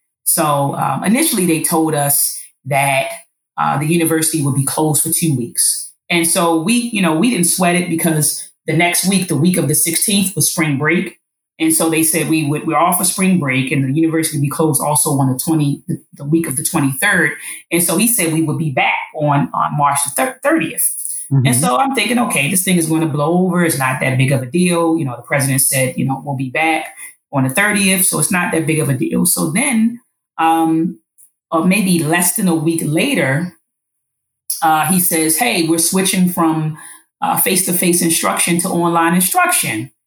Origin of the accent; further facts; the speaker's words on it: Baltimore, Maryland, United States; I'm born and raised in Baltimore